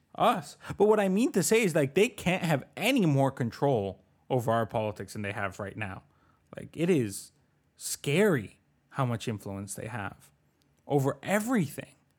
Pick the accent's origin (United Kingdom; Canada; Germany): Canada; Richmond Hill, Ontario; also born or lived in Bogotá, Colombia; I grew up in Oak Ridges, but I'm originally from Bogotá, Colombia